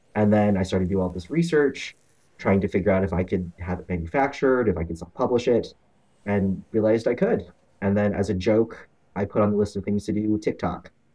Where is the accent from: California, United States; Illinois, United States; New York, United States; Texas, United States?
Texas, United States; Houston; also born or lived in Omaha, Nebraska; I born and raised in Houston. I went to Omaha for college. Let's stay there for ten years and then moved back